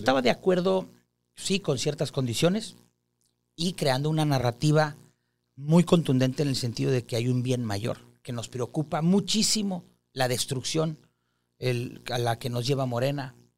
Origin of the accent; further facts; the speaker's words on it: Monterrey, Nuevo León, Mexico; soy un regiomontano de 45 años.